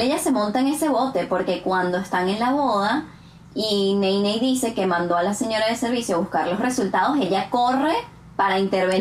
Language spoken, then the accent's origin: Spanish; Venezuela; moved away as an adult; now in Canada; todas las veces que he ido a Venezuela en los cuatro cortos años que llevo en Canadá